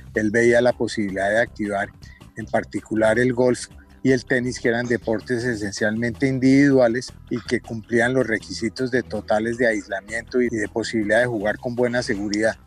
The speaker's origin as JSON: {"language": "Spanish", "town": "Bogotá", "region": "Bogotá Capital District", "country": "Colombia", "tie": "born or raised there", "said": "He sido socio toda la vida, nací en el Club los Lagartos"}